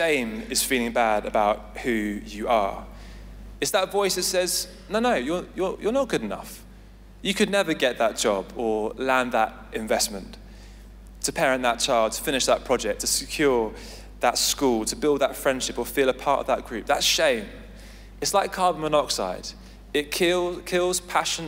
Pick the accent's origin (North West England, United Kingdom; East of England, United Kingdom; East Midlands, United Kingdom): East of England, United Kingdom; Essex; now in London, United Kingdom; I grew up in Essex